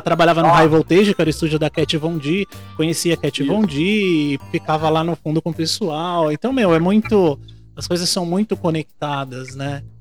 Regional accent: Brazil; sou do Brasil

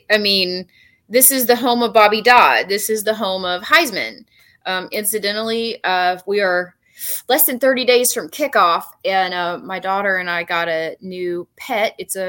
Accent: Tennessee, United States; now in Atlanta, United States; I'm originally from Tennessee.

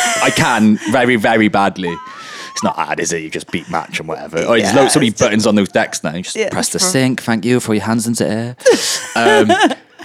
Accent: Welsh, Wales, United Kingdom; I'm really Welsh

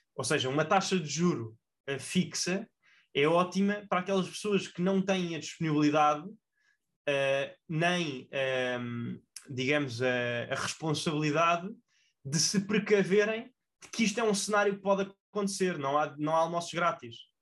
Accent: Portugal; enquanto portugueses

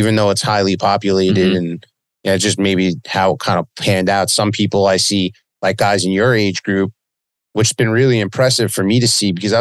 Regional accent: Long Beach, New York, United States; I've been here all my life, man. I grew up by the beach down here in Long Beach

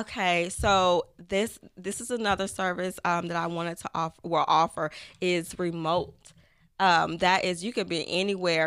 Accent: Tyler, Texas, United States; I am from Tyler, Texas

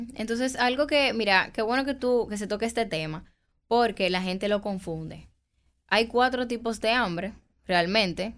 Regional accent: Dominican Republic; como buen dominicano

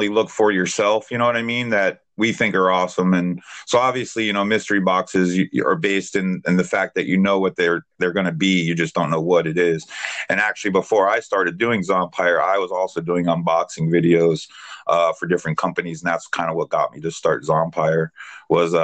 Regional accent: East Coast, United States; now in Washington, United States; I'm from the East Coast, but yeah, I live up here

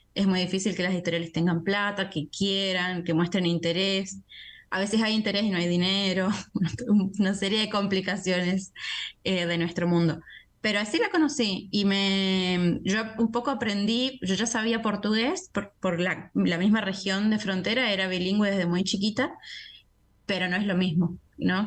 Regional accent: Argentina; moved away as an adult; now in Brazil; siendo argentina

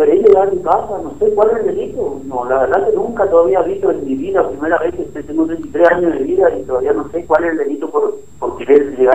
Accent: Formosa, Argentina; No, yo soy de Formosa.

